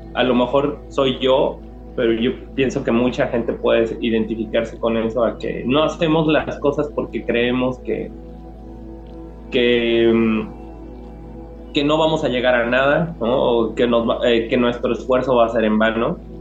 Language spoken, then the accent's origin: Spanish; Jojutla, Morelos, Mexico; first language Spanish; Jojutla, eh, de donde yo soy